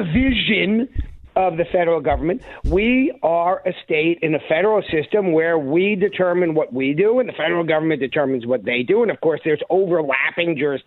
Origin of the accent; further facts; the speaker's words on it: New York, United States; moved away as an adult; now in Arkansas, United States; I grew up in New York State